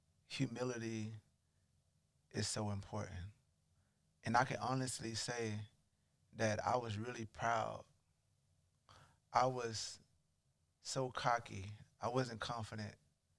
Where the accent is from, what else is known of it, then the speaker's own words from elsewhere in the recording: Charleston, South Carolina, United States; Now, I'm from Charleston. So I'm playing at I played at a small college called Charleston Southern.